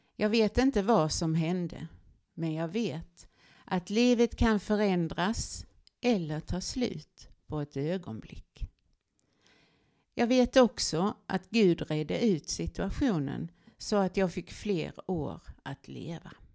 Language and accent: Swedish; Olofström, Blekinge, Sweden; Jag växte upp i Olofström i det vackra Blekinge, Sveriges trädgård